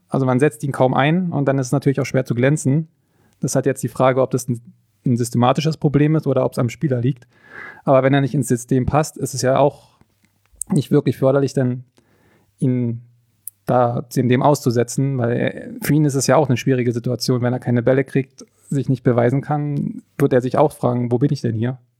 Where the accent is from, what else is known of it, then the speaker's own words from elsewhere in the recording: Forst, Brandenburg, Germany; also born or lived in Cottbus; now in Greifswald, Germany; Aufgewachsen bin ich an der deutsch-polnischen Grenze, in, ich weiß nicht, ob jemand was sagt, in Forst